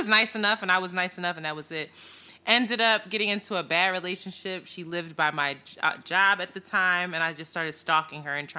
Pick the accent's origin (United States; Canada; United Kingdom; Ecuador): United States; Philadelphia, Pennsylvania; I was born and raised in Philadelphia, moved around a little bit after my parents separated, started out in Roxborough, very sheltered, moved to the Northeast, back to Roxborough, to Frankfurt.